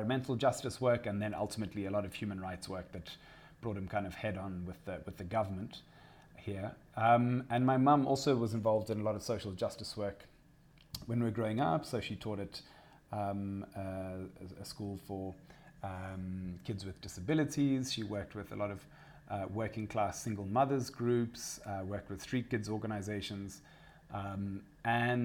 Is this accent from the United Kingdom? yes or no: no; Zimbabwe; growing up in Zimbabwe, so I grew up in a family that was very much about social justice